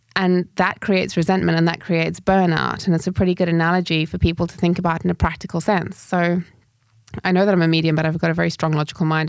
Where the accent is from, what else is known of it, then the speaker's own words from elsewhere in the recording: Zimbabwe; moved away; also born or lived in United Kingdom; having left Zimbabwe and gone into, I moved to the U K, so first world living